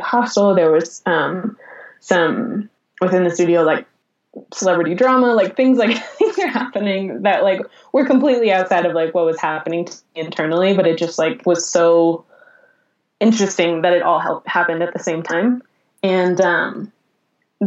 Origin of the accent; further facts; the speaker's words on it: Colorado, United States; moved away as an adult; also born or lived in Los Angeles; I'm going to be doomed to live in my hometown my whole life.